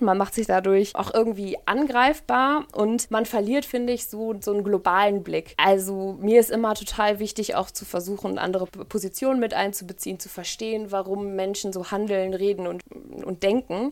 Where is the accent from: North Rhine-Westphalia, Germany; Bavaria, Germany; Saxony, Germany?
North Rhine-Westphalia, Germany; Ahlen; now in Paderborn, Germany; Ich bin in Aalen aufgewachsen, in der Nähe von Münster